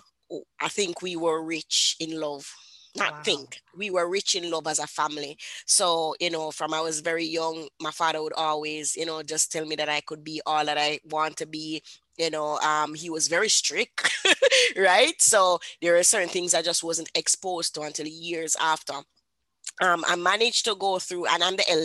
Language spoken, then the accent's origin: English; Kingston, Jamaica; I grew up in Kingston, Jamaica.